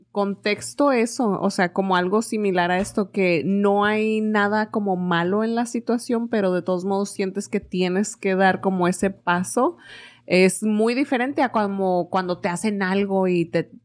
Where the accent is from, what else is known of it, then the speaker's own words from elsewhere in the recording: Mexico; moved away; cuando me fui de México, también era como que, ah, me voy, ya bien contenta, ya nos vemos. Y en aquel entonces no me llevaba con mi mamá